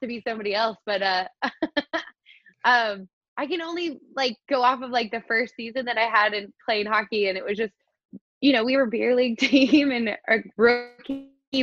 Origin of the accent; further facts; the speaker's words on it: United States; I grew up in Tahoe